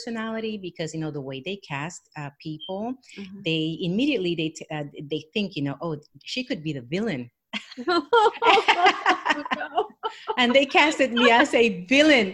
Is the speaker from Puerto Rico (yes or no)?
yes; Puerto Rico; born or raised there; also born or lived in New York